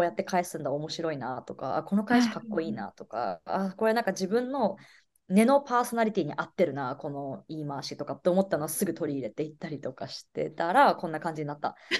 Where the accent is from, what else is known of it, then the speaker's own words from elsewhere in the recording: Kagoshima, Japan; moved away as an adult; now in Los Angeles, United States; 日本の鹿児島県で生まれ育って